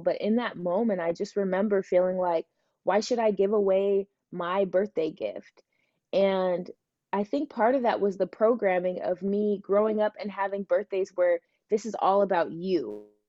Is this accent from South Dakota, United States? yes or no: no; Seattle, Washington, United States; I was born here in Seattle and I was born in the US, so my whole life has been here